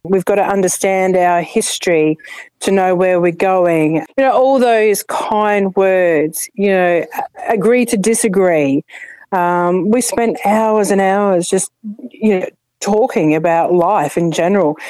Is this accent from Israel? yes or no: no; Adelaide, South Australia, Australia; now in Ipswich, Australia; i come from Adelaide, uh, South Australia, and I grew up here